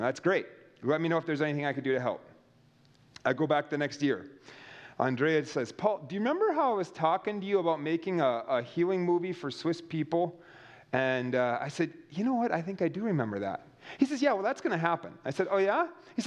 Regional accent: United States; I'm an American, and I'm a loud American on top of that.

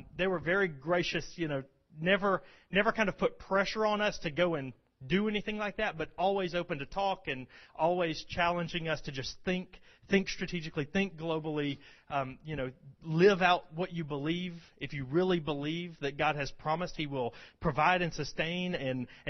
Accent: Rome, Georgia, United States; also born or lived in Birmingham, Alabama; I'm from Rome.

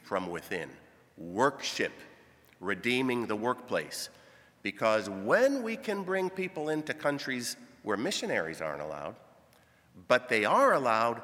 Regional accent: Grand Rapids or Kalamazoo, Michigan, United States; moved away as an adult; also born or lived in Sudan / Kenya; Born in Grand Rapids, born in Kalamazoo

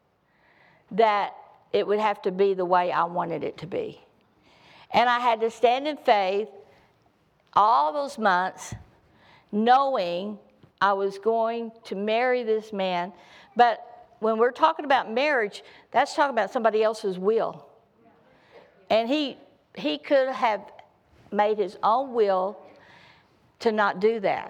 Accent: the South, United States; I come from the South

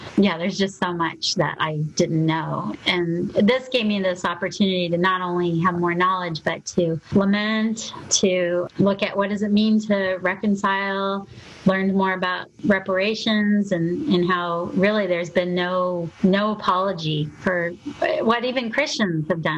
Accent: Arizona, United States; also born or lived in Louisiana; I grew up primarily in Arizona, a little bit in Louisiana

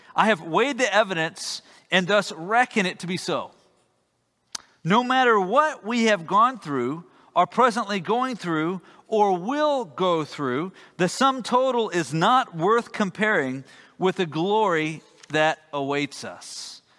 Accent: Texas, United States; as a Texan

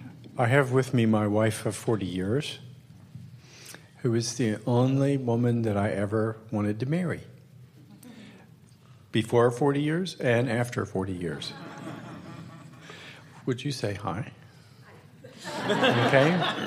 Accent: the South, United States; also born or lived in Michigan; I'm from the South. I've lost my accent. I can't even make up a good one.

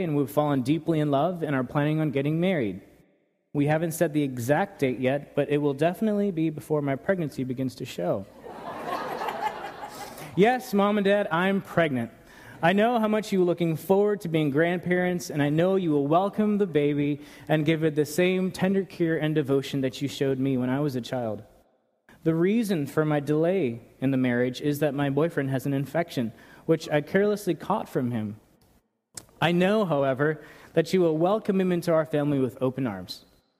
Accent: New York, United States; now in Paso Robles, United States; Growing up in New York, we would drive for hours at a time to go to one place

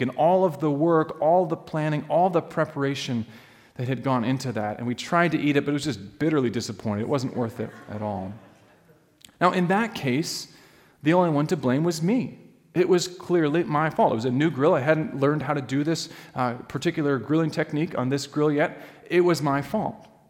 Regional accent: Alaska, United States; moved away; I grew up in Alaska.

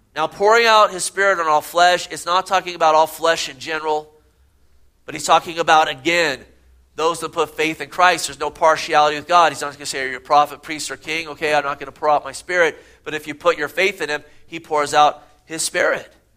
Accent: Gilroy, California, United States; growing up in Gilroy, California.

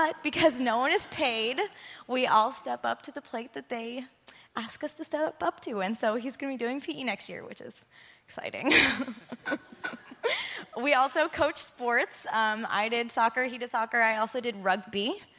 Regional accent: Philippines; I'm an MK from the Philippines myself. I went to Faith Academy from 3rd grade through 12th grade.

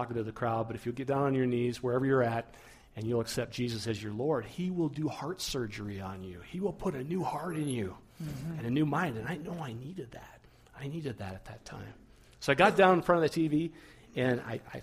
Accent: Rapid City, South Dakota, United States; I grew up in the Black Hills, South Dakota, Rapid City area

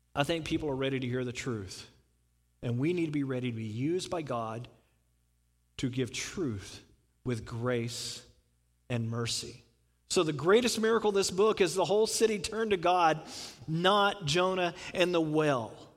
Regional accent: the South, United States; I'm from the South

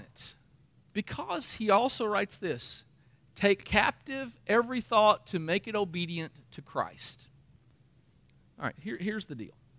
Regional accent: Danville, Kentucky, United States; I'm from Danville, Kentucky, and that kinda thing gets around in a little town

